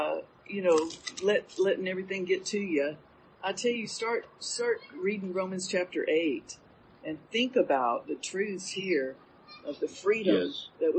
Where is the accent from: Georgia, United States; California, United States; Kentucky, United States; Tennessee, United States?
Georgia, United States; we're from Georgia.